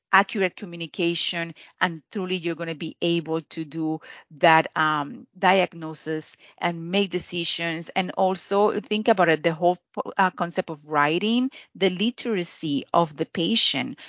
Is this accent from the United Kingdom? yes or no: no; Puerto Rico; I'm from Puerto Rico